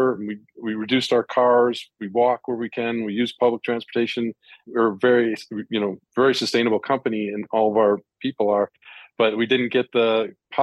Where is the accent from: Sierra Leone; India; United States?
India; I grew up in India